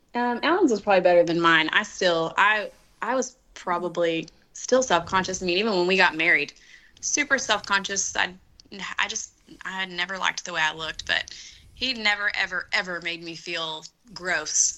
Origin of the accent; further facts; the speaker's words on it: Dallas Fort Worth area, Texas, United States; We are from the Dallas Fort Worth area, from a little town outside of it, like 35 miles south. Um, and we actually grew up in the same town